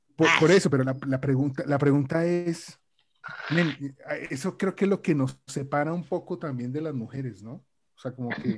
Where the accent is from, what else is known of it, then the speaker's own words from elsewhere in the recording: Bucaramanga, Santander, Colombia; accent: bumangués; todos nosotros que nacimos en Bucaramanga